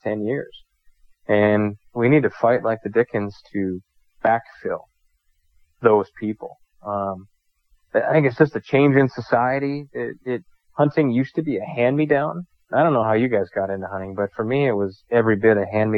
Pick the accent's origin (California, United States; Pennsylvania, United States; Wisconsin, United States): Wisconsin, United States; now in North Dakota, United States; here in North Dakota, it's not where I'm from Wisconsin